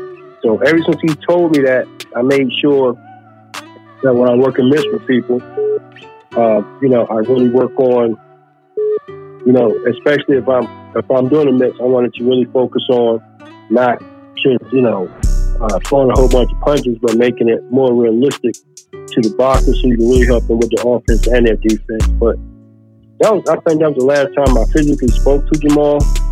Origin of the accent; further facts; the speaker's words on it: Charlotte, North Carolina, United States; I grew up in Palmer Park down here to the Charlotte area.